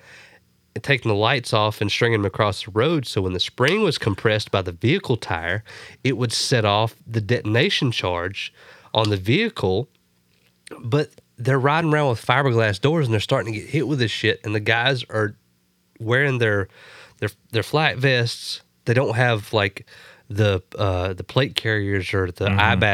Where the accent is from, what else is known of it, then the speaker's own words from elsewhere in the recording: United States; I'm American